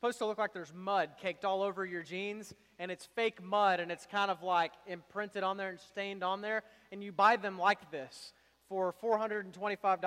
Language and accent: English; Houston, Texas, United States; I grew up in Houston, Texas